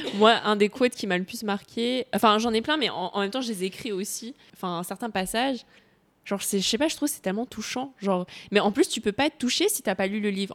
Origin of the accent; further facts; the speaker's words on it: Cambodia; je suis cambodgienne, j'ai grandi au Cambodge